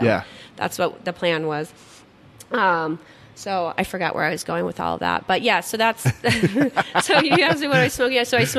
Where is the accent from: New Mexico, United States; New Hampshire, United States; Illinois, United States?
New Mexico, United States; Las Cruces; moved away; the town I grew up in, Las Cruces.